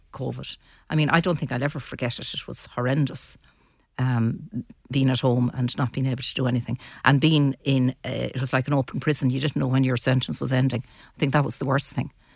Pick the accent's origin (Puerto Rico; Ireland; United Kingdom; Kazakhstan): Ireland; Mayo, Connacht; now in Sligo, Ireland; And I'm not from Sligo, I'm from Mayo.